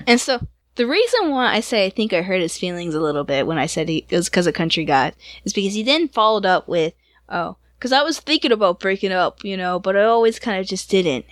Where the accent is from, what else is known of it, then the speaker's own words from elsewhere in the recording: Georgia, United States; It's in Georgia, and you've been through my hometown